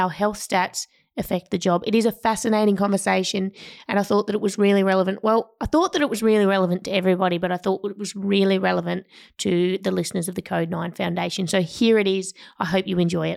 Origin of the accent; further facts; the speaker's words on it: Tasmania, Australia; now in Melbourne, Australia; I'm from Tassie